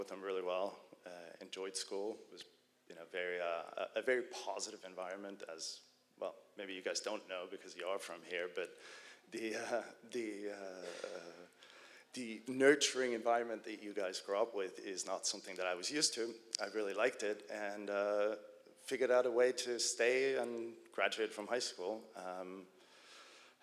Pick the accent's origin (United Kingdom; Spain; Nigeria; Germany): Germany; I was born and raised in Germany